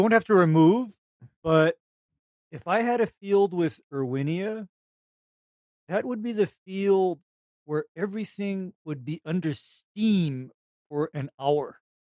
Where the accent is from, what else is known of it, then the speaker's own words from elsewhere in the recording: Honolulu, Hawaii, United States; I, am from Honolulu